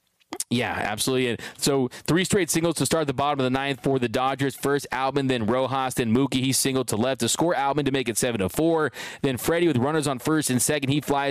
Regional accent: Pasadena, California, United States; I remember as a kid growing up in Pasadena

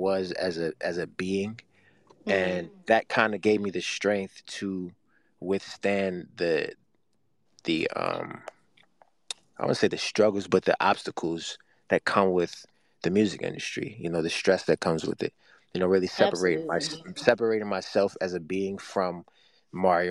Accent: Baltimore, Maryland, United States; I'm from Baltimore, Maryland. I grew up in a big family

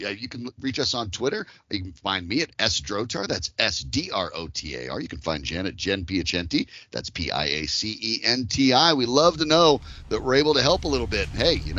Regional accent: Colorado, United States; I'm from Colorado

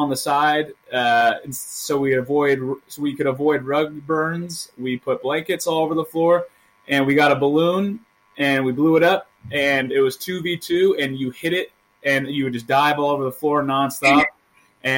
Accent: Northern California, United States; we're from Northern California

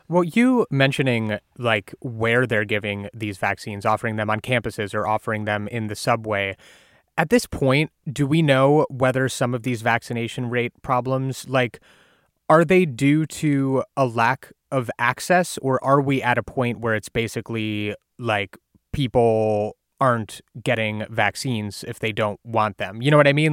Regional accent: Ohio, United States; my home state of Ohio

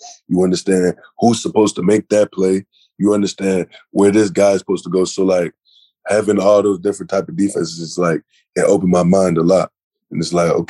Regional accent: Illinois, United States; growing up as a kid, you know, I'm from Illinois

